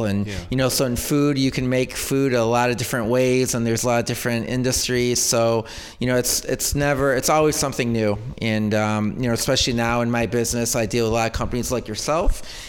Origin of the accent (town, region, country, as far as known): Greece, New York, United States